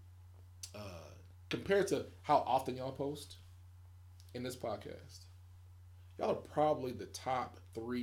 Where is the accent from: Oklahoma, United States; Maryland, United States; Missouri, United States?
Oklahoma, United States; moved away; I'm from Oklahoma